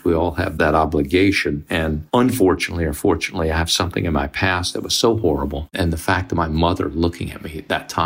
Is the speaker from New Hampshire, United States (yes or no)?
no; Mississippi, United States; I grew up in Mississippi in the 50s and 60s, which was segregated